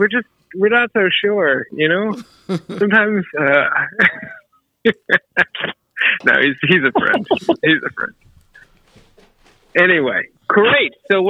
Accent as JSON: {"language": "English", "region": "Virginia", "country": "United States", "said": "I'm from Northern Virginia."}